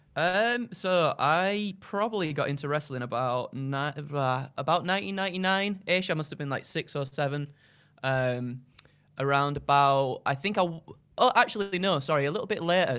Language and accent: English; Skipton, Yorkshire and the Humber, United Kingdom; I'm from Yorkshire, a little town, uh, called Skipton in North Yorkshire.